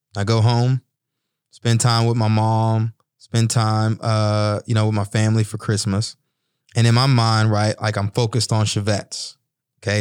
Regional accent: Bryan, Texas, United States; moved away as an adult; I found a little boxing gym in my hometown, Bryan, Texas

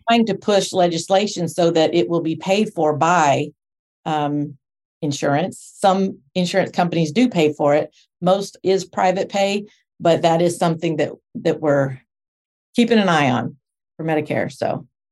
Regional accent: Texas, United States; moved away as an adult; also born or lived in Spring, Texas; now in Portland, Tennessee, United States; I'm from Texas

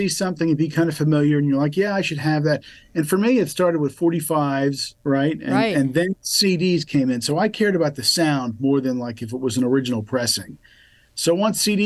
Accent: Jersey Shore, New Jersey, United States; I was a young guy growing up in the Jersey Shore, Bradley Beach, Ocean Grove, that area, Asbury Park

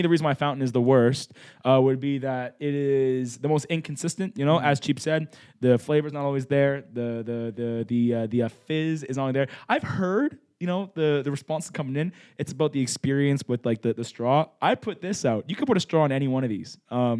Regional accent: Canada; We're Canadian.

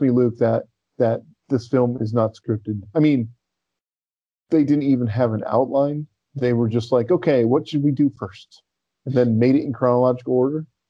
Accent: United States

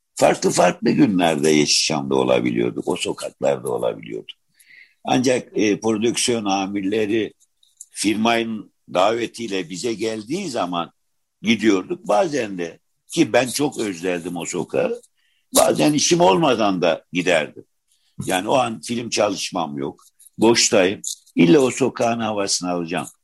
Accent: Adana, Turkey; moved away as an adult; also born or lived in Istanbul; 46 yılında Adana'da doğdum.

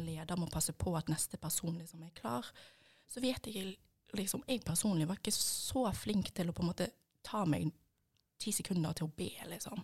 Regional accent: Bergen, Vestland, Norway; som dere sikkert hører, så er jeg fra Bergen. Eh, og oppvokst

